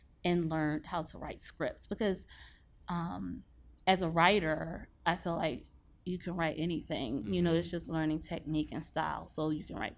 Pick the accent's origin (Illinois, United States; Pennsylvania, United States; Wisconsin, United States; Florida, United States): Pennsylvania, United States; Philadelphia; moved away; also born or lived in Baltimore; I'm from Philly